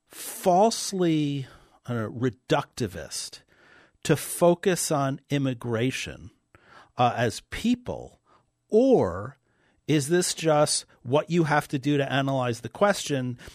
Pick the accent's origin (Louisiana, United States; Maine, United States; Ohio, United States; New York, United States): New York, United States; New York City; moved away as an adult; now in North Dakota, United States; I grew up in New York City. I've been in North Dakota now for, uh, almost, uh, twenty years